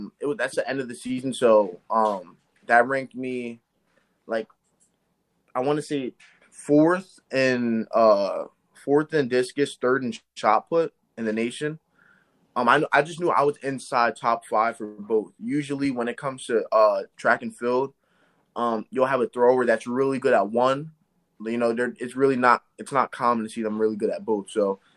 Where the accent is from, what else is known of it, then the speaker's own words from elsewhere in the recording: Eastern Pennsylvania, United States; I'm from Eastern Pennsylvania